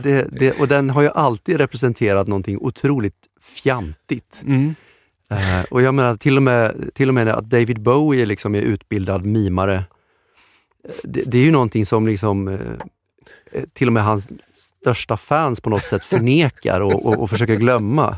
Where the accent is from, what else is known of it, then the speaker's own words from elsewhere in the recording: Romelanda, Västra Götaland, Sweden; now in Stockholm, Sweden; utanför Göteborg, utanför Kungälv, i en pytteliten ort som heter Romelanda